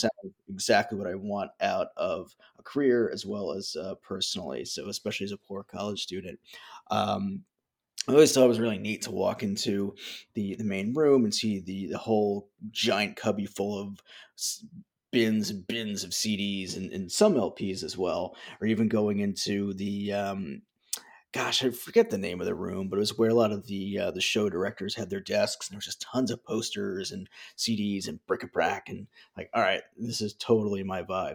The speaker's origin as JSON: {"language": "English", "town": "Flemington", "region": "New Jersey", "country": "United States", "tie": "born or raised there", "said": "where I grew up in Flemington"}